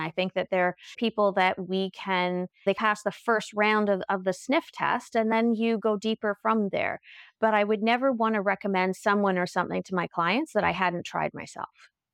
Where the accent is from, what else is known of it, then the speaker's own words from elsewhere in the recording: Halifax, Nova Scotia, Canada; I was born in Halifax